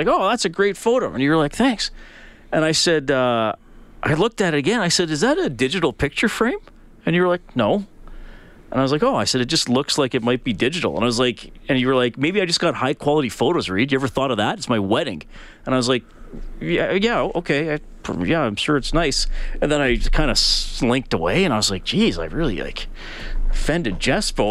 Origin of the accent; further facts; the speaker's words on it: Evansburg, Alberta, Canada; I grew up near Wobbaman. I grew up in Evansburg